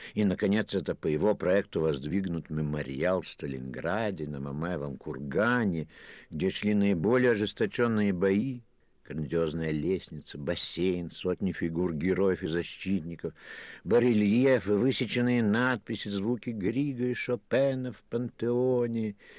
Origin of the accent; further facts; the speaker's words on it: Kyiv, Ukraine; now in Paris, France; Я тоже киевлянин